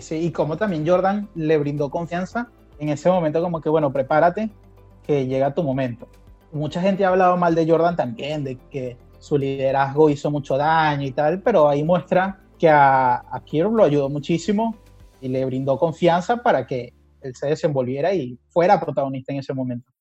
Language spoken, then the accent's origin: Spanish; Barquisimeto, Lara, Venezuela; moved away as an adult; also born or lived in Lima, Peru; now in Argentina; Yo primero salí de Barquisimeto a Lima, a Perú